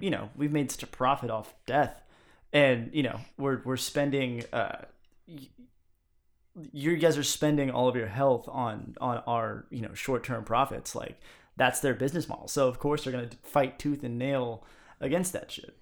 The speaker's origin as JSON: {"language": "English", "country": "United States", "said": "as an American"}